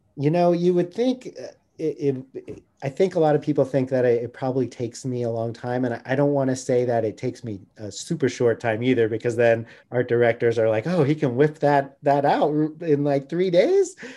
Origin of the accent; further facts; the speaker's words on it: near San Francisco, California, United States; now in Santa Barbara, United States; I grew up near San Francisco and my dad used to take me um, into Chinatown